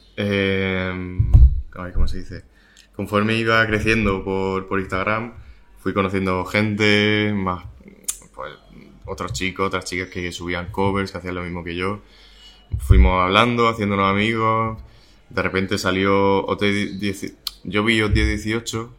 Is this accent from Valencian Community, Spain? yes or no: no; Murcia, Region of Murcia, Spain; mi tierra, ¿no? De donde he estado siempre